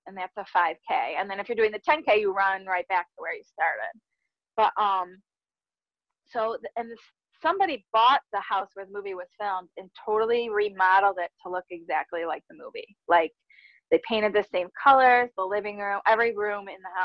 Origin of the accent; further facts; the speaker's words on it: Buffalo, New York, United States; I'm from Buffalo